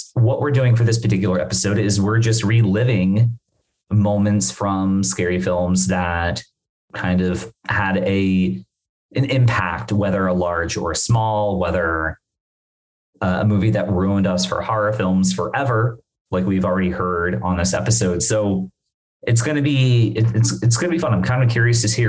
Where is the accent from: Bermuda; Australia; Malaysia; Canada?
Bermuda; moved away; I'm from Bermuda. I'm from the islands.